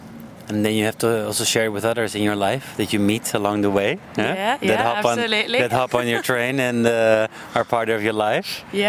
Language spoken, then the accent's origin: English; Munich, Bavaria, Germany; moved away as an adult; also born or lived in Amsterdam; Yeah. I grew up in Munich